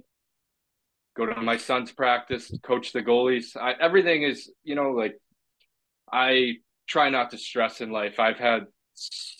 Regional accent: Southgate, Michigan, United States; also born or lived in Kassel, Germany; I'm from Detroit here. I'm downriver guy

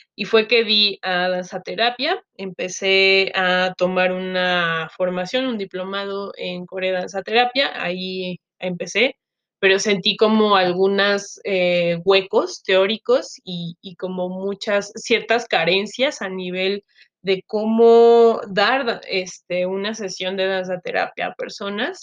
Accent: Chiapas, Mexico; moved away as an adult; also born or lived in Guadalajara; now in Mexico City, Mexico; soy mexicana, Em, yo crecí en Chiapas con la familia de mi papá, soy chiapaneca de origen

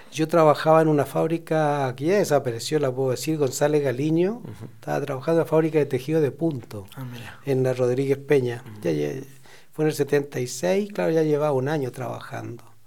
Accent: Chile; now in Mendoza, Argentina; nuestros chilenos

